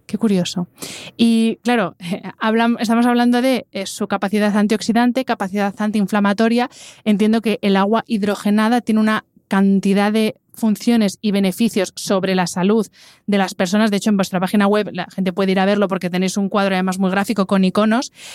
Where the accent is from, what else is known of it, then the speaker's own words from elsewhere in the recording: Madrid, Community of Madrid, Spain; yo que soy madrileña, nosotros en Madrid tenemos el dicho